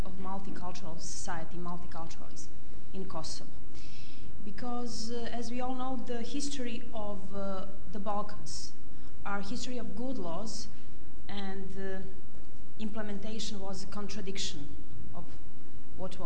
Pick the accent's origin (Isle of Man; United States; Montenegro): Montenegro; moved away as an adult; now in London, United Kingdom; I come from Montenegro